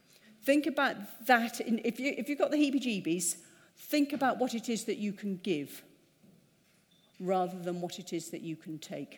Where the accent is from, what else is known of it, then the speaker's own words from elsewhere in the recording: United Kingdom; We're British.